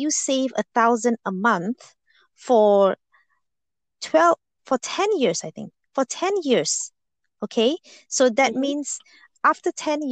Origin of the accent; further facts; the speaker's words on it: Malaysia; moved away as an adult; I was born in Malaysia and I grew up there